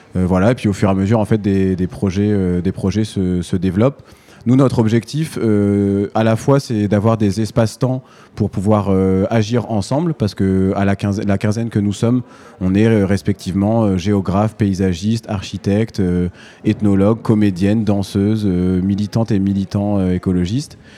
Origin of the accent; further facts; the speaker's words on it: Manche, Normandy, France; je suis, je suis, originaire de la Manche, donc euh, je, je suis normand